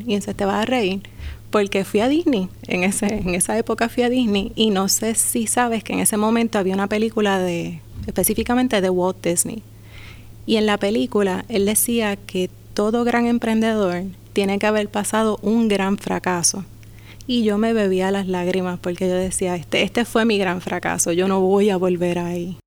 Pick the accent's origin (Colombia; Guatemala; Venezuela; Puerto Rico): Puerto Rico; Humacao; also born or lived in Las Piedras; Soy del pueblo de Humacao, de Las Piedras también.